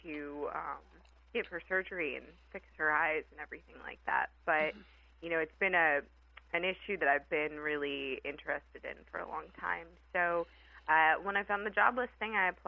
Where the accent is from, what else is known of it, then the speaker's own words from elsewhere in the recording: Alexandria, Virginia, United States; also born or lived in Richmond, Virginia; I grew up in Alexandria, and I went to school in Richmond, Virginia at VCU